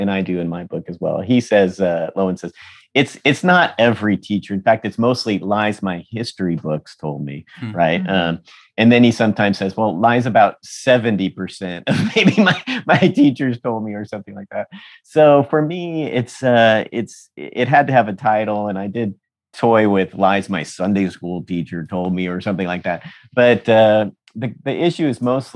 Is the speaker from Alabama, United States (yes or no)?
no; San Diego, California, United States; I was raised in San Diego, California